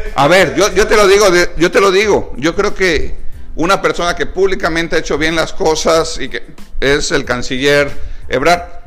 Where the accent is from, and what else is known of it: Mexico